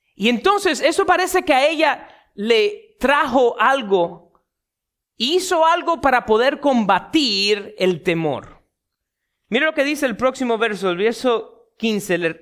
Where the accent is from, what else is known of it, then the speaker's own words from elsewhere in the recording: Miami, Florida, United States; un muchacho nacido y criado en Miami